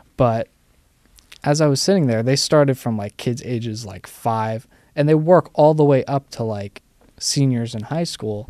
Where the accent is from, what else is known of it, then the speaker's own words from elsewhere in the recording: New York City, New York, United States; I grew up in the city, still live in the city, technically